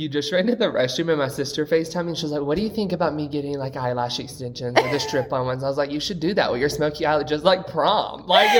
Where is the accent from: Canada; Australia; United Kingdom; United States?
United States; Alabama; also born or lived in Tallahassee; Well, I'm from Alabama. I went to beauty school in Tallahassee.